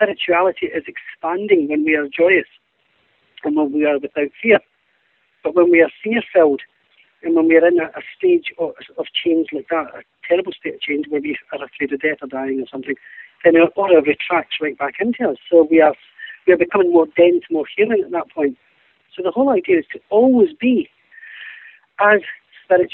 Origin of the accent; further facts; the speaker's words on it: Glasgow, Scotland, United Kingdom; Being Scottish